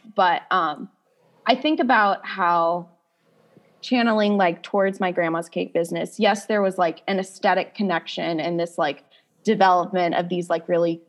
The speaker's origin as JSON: {"language": "English", "region": "Midwest", "country": "United States", "tie": "born or raised there", "said": "like growing up in the Midwest"}